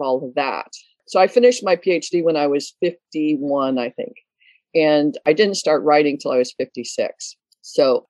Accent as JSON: {"language": "English", "town": "Detroit", "region": "Michigan", "country": "United States", "tie": "born or raised there", "also_born_or_lived": "Canada / Nova Scotia", "moved": "yes", "said": "I was born in Detroit, and it was the United States, I lived in Canada for about 20 years"}